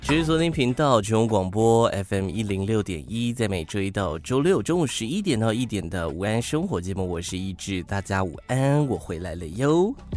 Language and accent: Chinese; Taiwan; 你怎么会知道我是台湾人